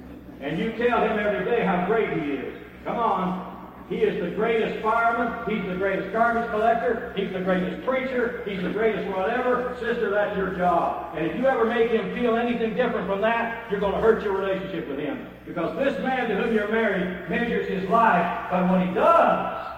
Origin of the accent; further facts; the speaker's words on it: United States; I'm an American male. I'm a macho male.